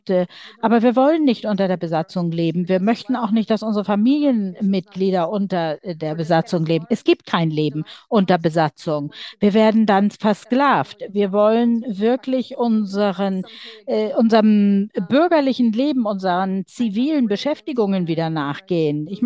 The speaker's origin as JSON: {"language": "German", "region": "Donetsk Oblast", "country": "Ukraine", "said": "Ich komme selbst aus der Region Donetsk. Meine Heimatstadt ist besetzt"}